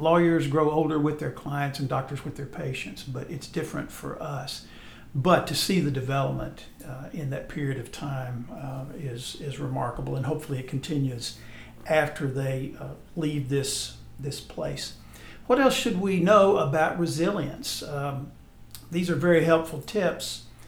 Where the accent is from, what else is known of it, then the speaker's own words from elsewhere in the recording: Texas, United States; moved away; also born or lived in Alabama; I grew up in Texas, and I'm familiar with the Texas coast